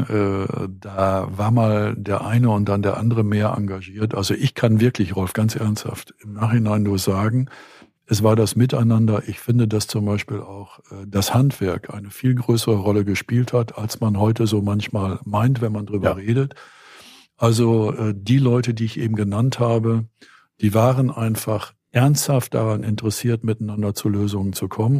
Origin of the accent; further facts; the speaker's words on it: Steinfurt, North Rhine-Westphalia, Germany; moved away; also born or lived in Grafschaft Bentheim; Ich bin ja gebürtiger Steinfurter